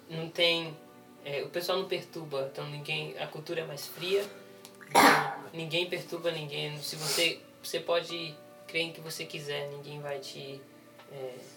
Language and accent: Portuguese; Brazil; now in Japan; eu estou traduzindo. É, eu sou do Brasil e eu tenho 21 anos.